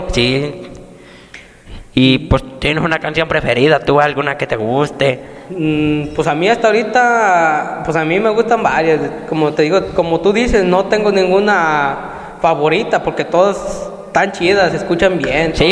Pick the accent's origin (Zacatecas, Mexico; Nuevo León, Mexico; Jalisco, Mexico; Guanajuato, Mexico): Jalisco, Mexico; Techaluta de Montenegro; nosotros somos de Techaluta de Montenegro, Jalisco.